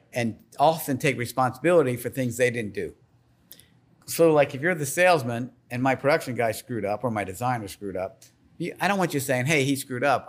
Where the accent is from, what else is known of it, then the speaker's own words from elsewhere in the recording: Slidell, Louisiana, United States; now in Baton Rouge, United States; I grew up in Slidell. My family's from New Orleans